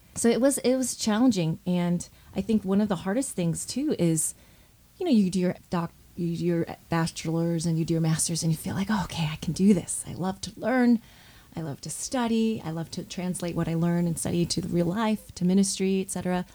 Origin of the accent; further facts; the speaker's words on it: Southfield, Michigan, United States; I was born in Michigan, in Southfield, Michigan, and we lived near, in a suburb of Detroit